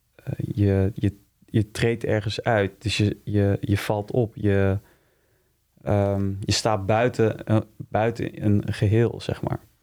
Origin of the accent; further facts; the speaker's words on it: Utrecht, Netherlands; also born or lived in Wijk bij Duurstede; In Wijk Beduursteden ben ik geboren. Maar ik heb hier in Utrecht op uh, gezeten. Dus ik zie hem wel meer als een eh, Utrechtse jongen